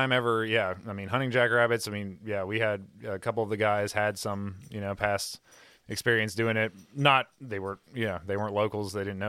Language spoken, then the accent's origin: English; United States; we're rednecks from Kentucky